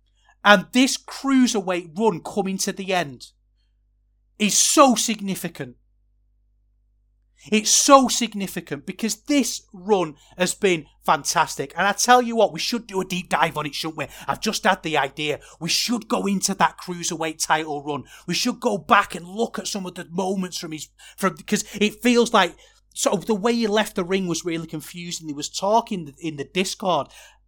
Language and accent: English; Manchester, North West England, United Kingdom; And I'm from Manchester. I'm supposed to hate the Scousers. But I don't, because I love Liverpool.